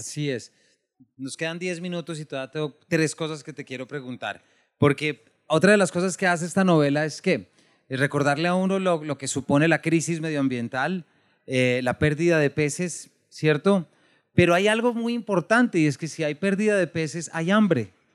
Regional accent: Bogotá, Colombia; yo soy de Bogotá, mi familia es de Manizales, del eje cafetero

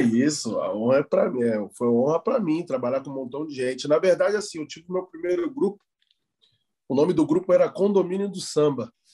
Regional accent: Rio de Janeiro, Brazil; now in São Paulo, Brazil; hoje eu, eu resido em São Paulo, mas eu sou nascido, nascido e criado no Rio de Janeiro, como você disse aí, na Vila da Penha, nasci lá

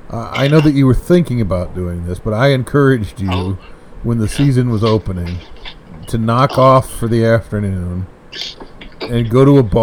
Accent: United States; I'm an American

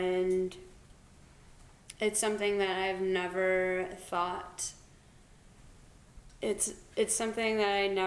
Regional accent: Midland, Michigan, United States; productive members of Midland, the city. I've always lived here

